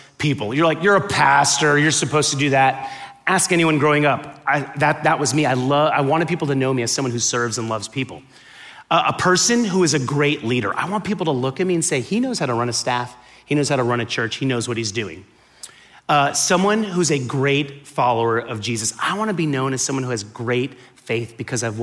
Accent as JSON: {"language": "English", "town": "Miami", "region": "Florida", "country": "United States", "tie": "born or raised there", "said": "I grew up in Miami, right? And growing up in Miami, when I was born there"}